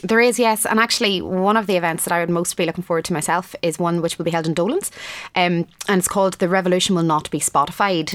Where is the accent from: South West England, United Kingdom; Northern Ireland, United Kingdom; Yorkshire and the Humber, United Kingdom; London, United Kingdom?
Northern Ireland, United Kingdom; Enniskillen; Adrian Dunbar is from my hometown of Enniskillen